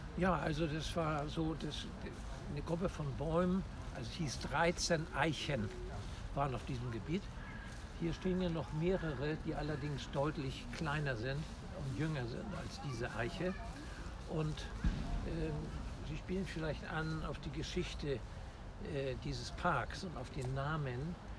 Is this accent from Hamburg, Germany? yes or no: yes; Hamburg, Germany; Ich bin ein echter Hamburger und auch in diesem Stadtteil geboren, wo wir uns gerade befinden, nämlich im Innozenzherpark in Harvestuhude Roter Baum